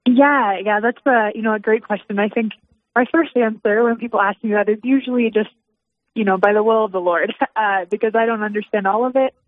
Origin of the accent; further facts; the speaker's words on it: Dickinson, North Dakota, United States; now in Rapid City, United States; I grew up in Dickinson, North Dakota